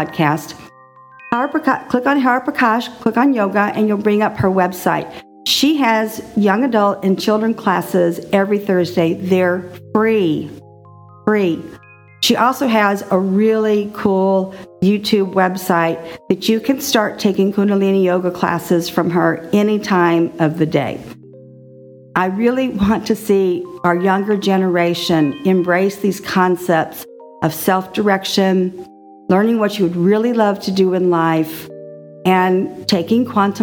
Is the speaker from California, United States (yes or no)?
no; Texas, United States; moved away; also born or lived in Austin, Texas; I was raised in Texas